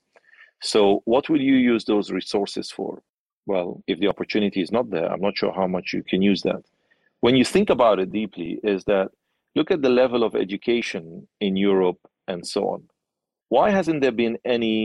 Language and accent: English; Nigeria; growing up in Nigeria